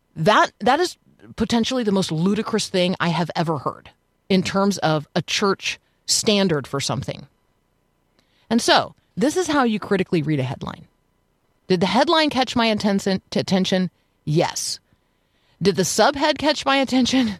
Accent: United States; as an American

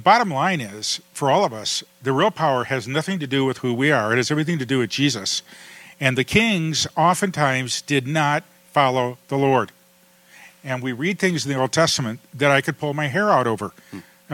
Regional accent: Toledo, Ohio, United States; We grew up in Toledo, Ohio

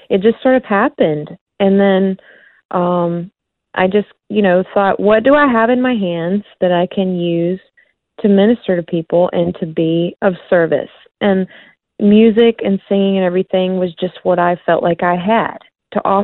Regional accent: South Carolina, United States; Yeah, we we had one flashing traffic light and a volunteer fire station, and um, it's you know just a really small community, and I would say pretty conservative. And so I I grew up uh

